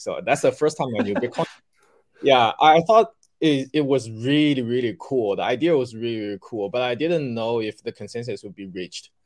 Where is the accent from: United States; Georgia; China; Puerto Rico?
China; Shanghai; also born or lived in Beijing; I left the company to come back to my hometown. I was in Beijing at that time, so I came back to Shanghai